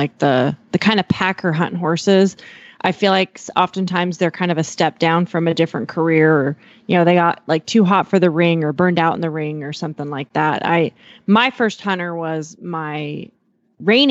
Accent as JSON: {"language": "English", "region": "Eastern Montana", "country": "United States", "tie": "born or raised there", "said": "I have a pretty Western background growing up in Eastern Montana"}